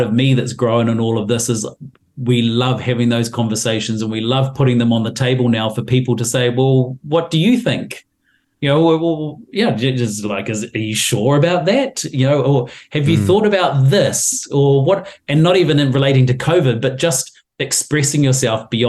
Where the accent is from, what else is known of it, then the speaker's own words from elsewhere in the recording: New Zealand; I'm a New Zealander and a Kiwi